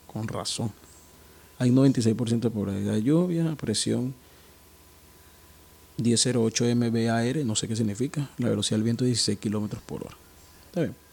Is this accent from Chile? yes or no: no; Caracas, Capital District, Venezuela; now in Guayaquil, Ecuador; Recordando que … desde la ciudad de Guayaquil, en Ecuador. Pero soy de Caracas, Venezuela.